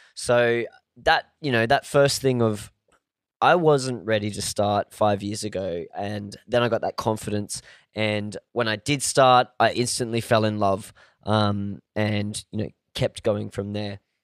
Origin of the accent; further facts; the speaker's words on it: Australia; I was born in Australia